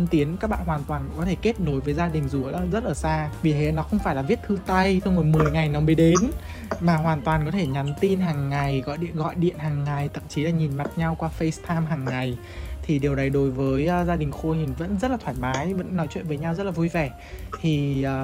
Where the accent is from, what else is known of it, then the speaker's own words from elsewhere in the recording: Hanoi, Vietnam; tại vì mình sinh ra lớn lên ở Hà Nội và các biết là Hà Nội là kiểu nơi mà có những cái đồ ăn rất là ngon